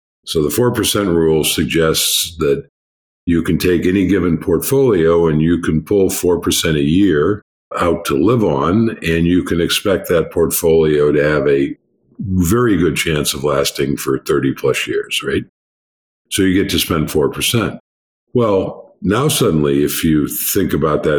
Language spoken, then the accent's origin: English; United States; I'm an American